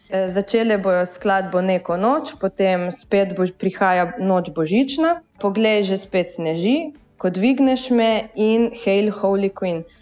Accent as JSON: {"language": "Slovenian", "area": "Bilje or Miren", "region": "Gorizia", "country": "Slovenia", "said": "mi prihajamo iz Bila oziroma iz Mirna."}